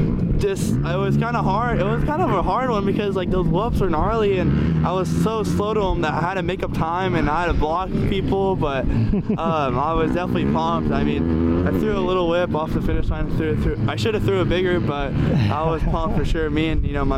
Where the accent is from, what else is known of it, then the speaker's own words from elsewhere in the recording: Fremont, California, United States; I'm from Fremont, California.